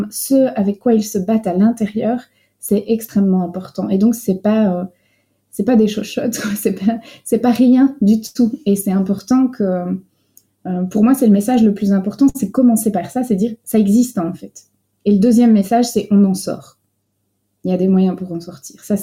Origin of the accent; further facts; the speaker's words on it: France; now in Belgium; c'est moi qui ai un peu la casquette euh, française, puisque je viens de France à l'origine, mais depuis 20 ans en Belgique, l'accent est complètement parti.